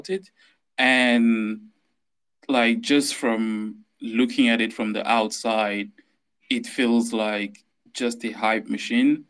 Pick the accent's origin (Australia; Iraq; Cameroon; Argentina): Cameroon; moved away as an adult; now in London area, United Kingdom; I'm from Cameroon in Central Africa. I grew up there till I was 20.